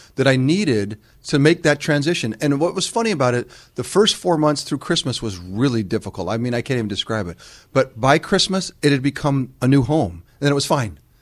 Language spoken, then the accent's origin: English; Greenwich, Connecticut, United States; moved away as an adult; also born or lived in Utah; I'm just growing up in Greenwich, Connecticut.